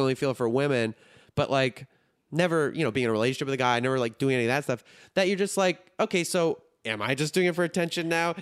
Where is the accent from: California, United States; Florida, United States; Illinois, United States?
Illinois, United States; Highland Park; accent: Chicago; I grew up in Highland Park, which is like a really rich area